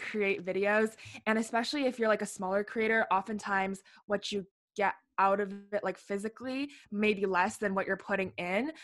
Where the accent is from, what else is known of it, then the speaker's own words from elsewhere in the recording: Ottawa, Ontario, Canada; I'm from Ottawa, Ontario